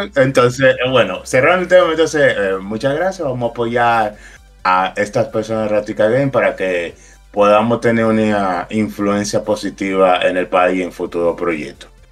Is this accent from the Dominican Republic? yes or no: yes; Dominican Republic; Nosotros pagamos como americano en dólares.